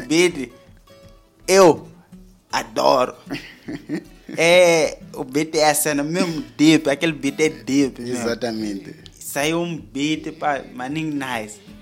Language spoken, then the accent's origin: Portuguese; Mozambique; nós somos moçambicanos